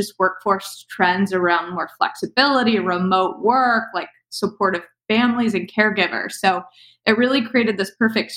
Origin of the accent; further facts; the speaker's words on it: Cincinnati, Ohio, United States; moved away as an adult; move back to my hometown of Cincinnati